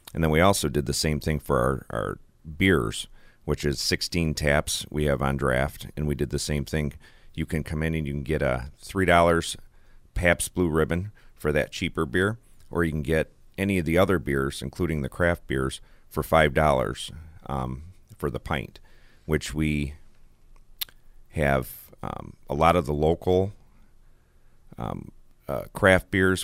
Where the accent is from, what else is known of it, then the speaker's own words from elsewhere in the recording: Olean, New York, United States; I am from Olean